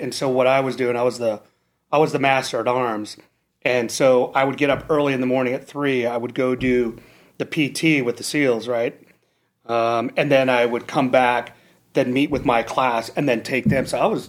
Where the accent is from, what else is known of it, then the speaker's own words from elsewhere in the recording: Imperial Beach, California, United States; So I grew up in Imperial Beach, California, and I grew up kind of in the little area right now where, you know, the SEAL teams are, right?